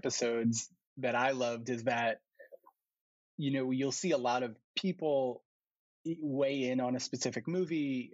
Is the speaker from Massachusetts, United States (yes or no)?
no; New York City, New York, United States; I grew up in New York and I grew up in New York City